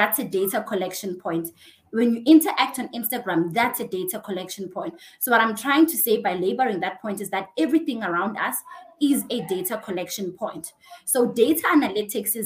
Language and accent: English; Cape Town, Western Cape, South Africa; moved away as an adult; now in Johannesburg, South Africa; I'm originally from Cape Town. So I'm a Cape Townian. I was born and raised in Khayelitsha.